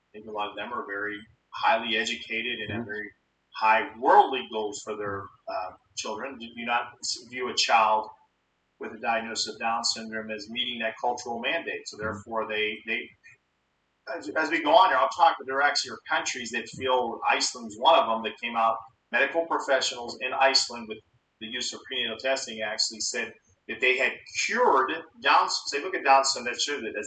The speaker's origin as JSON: {"language": "English", "town": "Pittsburgh", "region": "Pennsylvania", "country": "United States", "tie": "born or raised there", "also_born_or_lived": "Atlanta, Georgia / Florida", "said": "I came back to my hometown of Pittsburgh, Pennsylvania, became a city police officer"}